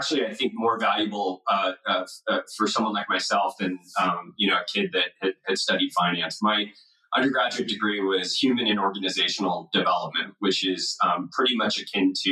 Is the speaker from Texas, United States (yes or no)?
no; Los Angeles, California, United States; moved away as an adult; also born or lived in Nashville; now in Bay Area, United States; I grew up in Los Angeles. My mom and dad still live in the house that I grew up